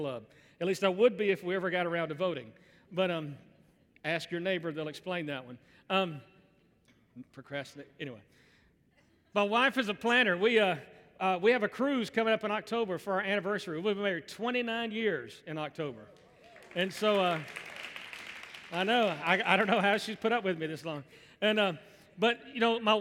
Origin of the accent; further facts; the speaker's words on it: Birmingham, Alabama, United States; I grew up in Birmingham, grew up in the South